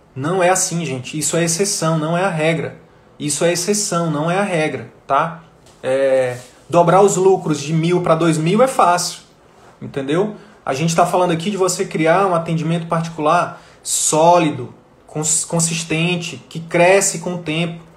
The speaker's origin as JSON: {"language": "Portuguese", "region": "Northeast Region", "country": "Brazil", "said": "eu sou nordestino"}